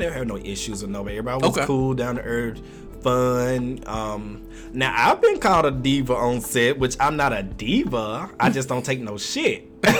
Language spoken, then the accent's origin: English; the South, United States; I'm from the South, and if you don't speak to me, I'm not gonna speak to you.